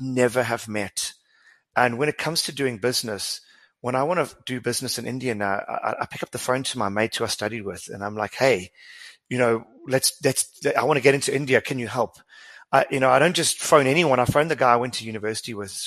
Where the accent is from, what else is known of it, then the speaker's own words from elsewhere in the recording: South Africa; as a South African